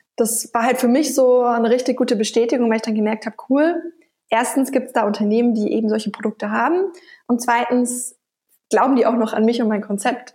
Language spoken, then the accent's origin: German; Nuremberg, Bavaria, Germany; Ich komme ursprünglich aus Bayern, aus Nürnberg, wo auch unser Firmensitz ist